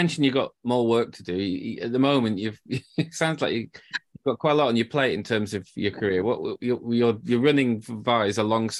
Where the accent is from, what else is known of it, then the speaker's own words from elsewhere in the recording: Yorkshire and the Humber, United Kingdom; I'm from Yorkshire